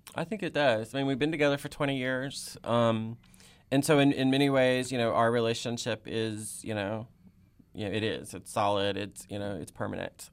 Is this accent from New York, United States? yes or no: no; Texas, United States; moved away as an adult; also born or lived in Oklahoma / Indiana / Tennessee; now in Athens, Ohio, United States; my home state of Texas